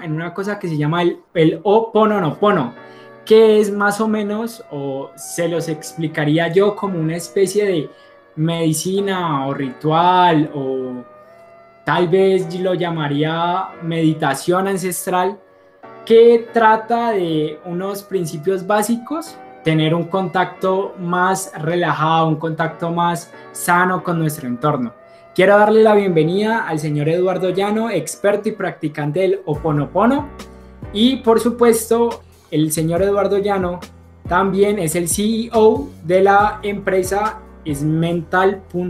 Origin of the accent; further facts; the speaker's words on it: Cali, Valle del Cauca, Colombia; nuestra historia como caleños